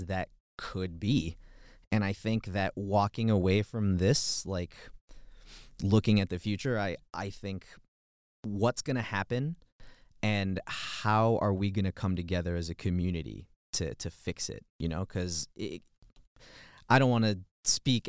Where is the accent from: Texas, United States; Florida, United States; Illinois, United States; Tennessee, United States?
Illinois, United States; Chicago; moved away as an adult; now in Boulder, United States; I come from Chicago, Chicago, Illinois, and I'm like what you would call a city kid